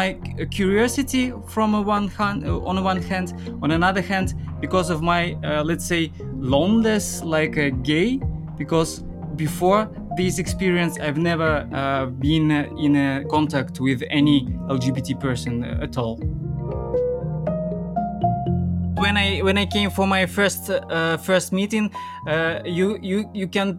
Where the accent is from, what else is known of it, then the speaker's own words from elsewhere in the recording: Almaty, Kazakhstan; moved away as an adult; now in Prague, Czech Republic; I'm 33, and I'm from Kazakhstan, from Almaty.